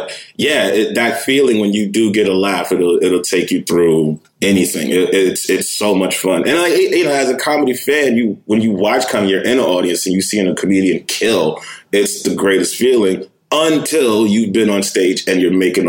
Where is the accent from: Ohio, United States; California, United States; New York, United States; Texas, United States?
New York, United States; New York City; moved away; also born or lived in Jersey City, New Jersey; I grew up in Manhattan. I grew up in Lower East Side